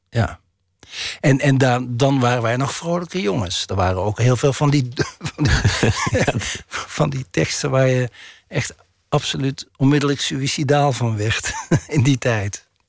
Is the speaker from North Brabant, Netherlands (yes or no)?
yes; North Brabant, Netherlands; accent: Brabantse tongval; Ik heb een Brabantse tongval